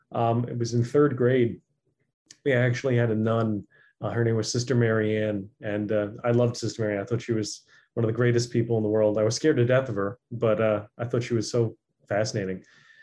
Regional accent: Cliffside Park, New Jersey, United States; Grew up in Cliffside Park, New Jersey. So not all that far from Ramsey. So I'm a local boy from North Jersey.

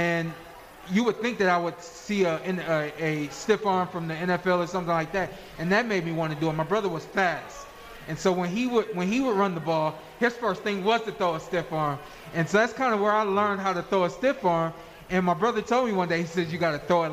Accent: United States; I am an American. I think that I'm proud of where I live and where I'm from

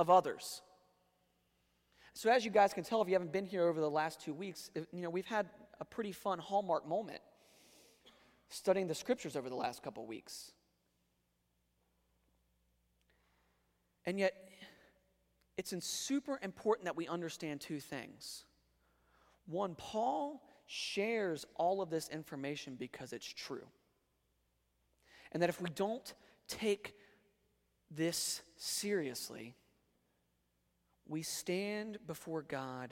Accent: Northern Virginia, United States; now in North Carolina, United States; where I grew up in Northern Virginia.

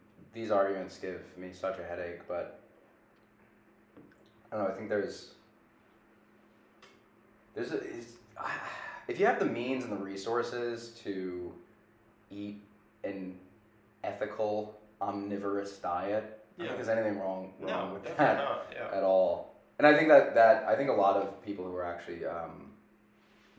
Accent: Long Island, New York, United States; moved away; when I'm home, I'm from Long Island

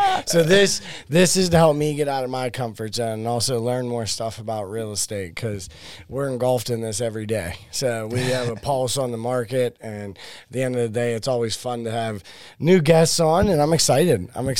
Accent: Pittsburgh, Pennsylvania, United States; I've never left, so I've just been here.

